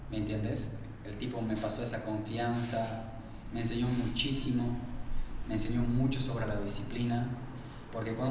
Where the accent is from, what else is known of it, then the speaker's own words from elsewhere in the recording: Bolivia; profe, mira, soy de Bolivia, eh, vine aquí a entrenar